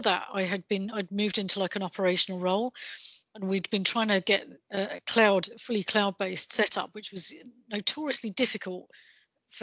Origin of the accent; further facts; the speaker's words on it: England, United Kingdom; accent: English; my English accent